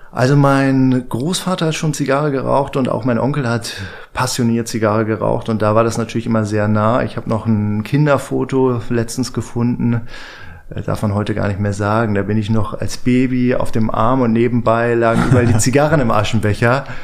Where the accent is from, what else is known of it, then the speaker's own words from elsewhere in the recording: Northern Germany, Germany; now in Berlin, Germany; Ich lebe jetzt seit zehn Jahren